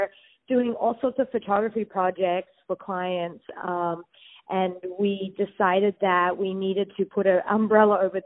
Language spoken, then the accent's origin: English; Sydney, New South Wales, Australia; also born or lived in New York; now in West Hollywood, United States; I'm from Sydney, Australia